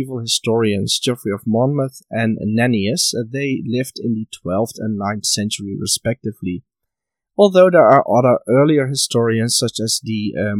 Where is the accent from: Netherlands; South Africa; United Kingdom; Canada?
Netherlands; my home country of the Netherlands